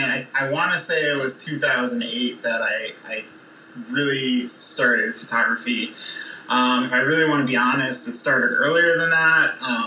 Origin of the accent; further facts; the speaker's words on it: Colorado, United States; also born or lived in Lake Forest, Illinois / Wisconsin; So a little bit outside of Chicago. I honestly don't remember Illinois that much. Lived in Wisconsin for a quick little stint there, and then I moved to Colorado when I was 5.